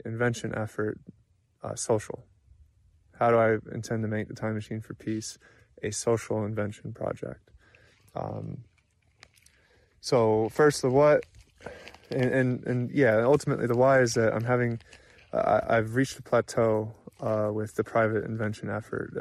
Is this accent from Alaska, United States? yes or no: yes; Anchorage, Alaska, United States; I'm from Anchorage, Alaska.